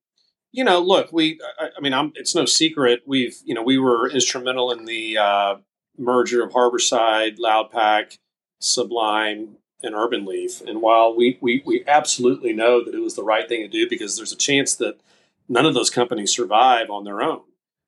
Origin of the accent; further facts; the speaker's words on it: Texas, United States; now in Fort Lauderdale, United States; Yep. Spend a lot of time in Fort Lauderdale now because our office is here